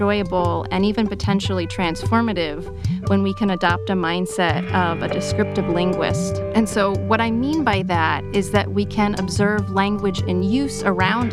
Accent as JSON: {"language": "English", "region": "southern Maine", "country": "United States", "tie": "born or raised there", "also_born_or_lived": "Worcester, Massachusetts / Amherst, Massachusetts", "first_language": "English", "moved": "as an adult", "said": "I grew up in the northeastern U.S. in a small town in southern Maine."}